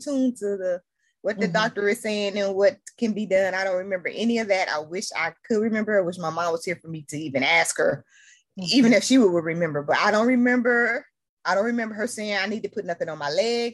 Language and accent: English; Detroit, Michigan, United States; I'm from Detroit, Michigan